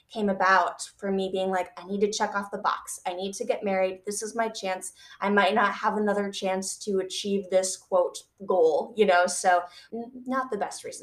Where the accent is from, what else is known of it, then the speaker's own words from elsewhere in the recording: Michigan, United States; I grew up in Michigan